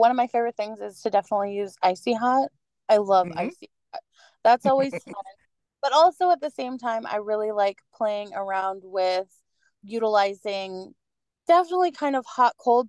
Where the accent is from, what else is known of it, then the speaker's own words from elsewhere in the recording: United States; I come from American geography.